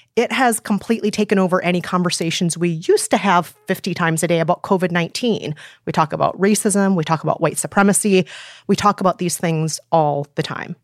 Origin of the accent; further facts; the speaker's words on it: Minneapolis, Minnesota, United States; now in New York City, United States; my hometown of Minneapolis